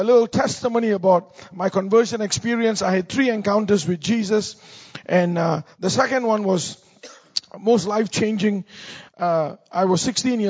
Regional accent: Singapore; moved away as an adult; now in United States; I'm from Singapore. Born and raised in Singapore

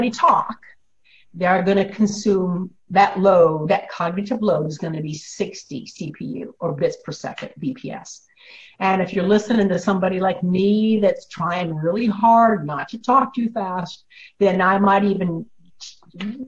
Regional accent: Illinois, United States; I grew up in Illinois

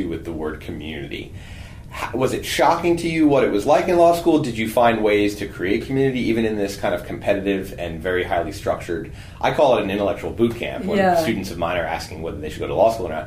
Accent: New Jersey, United States; moved away; I grew up in New Jersey

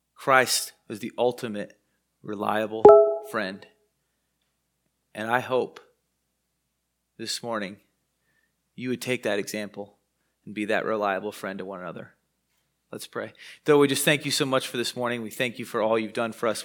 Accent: United States; also born or lived in Wichita, Kansas; as an American

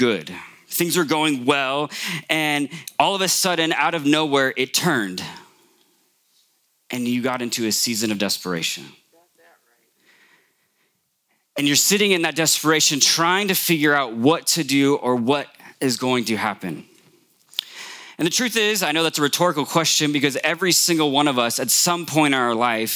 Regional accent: Morgan Hill, California, United States; I grew up here in Morgan Hill

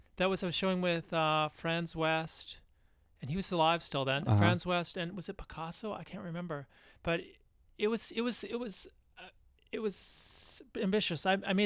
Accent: London, Ontario, Canada; I grew up in London, Ontario, Canada

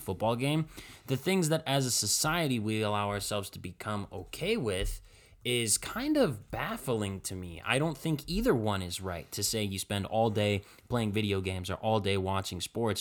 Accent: Cleveland, Ohio, United States; we grew up in Cleveland here

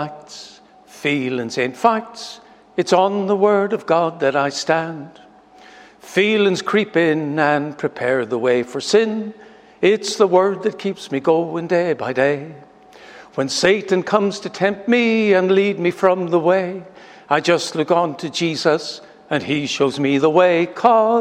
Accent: Lurgan, Northern Ireland, United Kingdom; the Scripture Union at Lurgan College, the school that I went

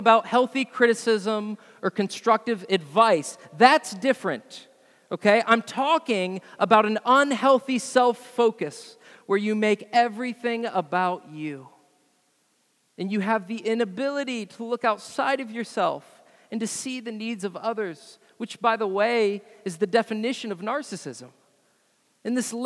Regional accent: United States

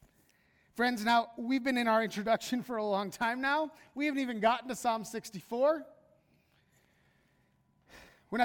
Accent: United States; American Christians

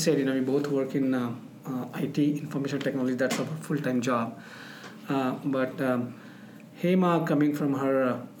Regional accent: Mumbai, Maharashtra, India; moved away as an adult; now in Rochester, United States; I am from Bombay, Mumbai, India. So I grew up in a big city.

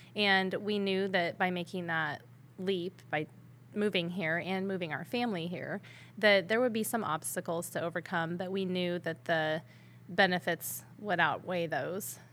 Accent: Henderson, Iowa, United States; now in Red Oak, United States; I grew up near Red Oak, about twenty-three miles west of here

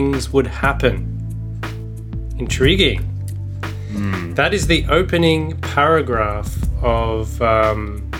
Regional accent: Australia; my American accent is going to be warped by my innate Australianness

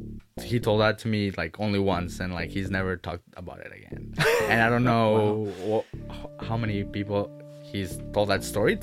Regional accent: Ciudad Juárez, Chihuahua, Mexico; I was born in Ciudad Juarez, Mexico, right across from El Paso, Texas. But my family is from different parts of Mexico. My dad is from Veracruz, Orizaba, so it's like a beach town, and my mom is like more towards the center of Mexico.

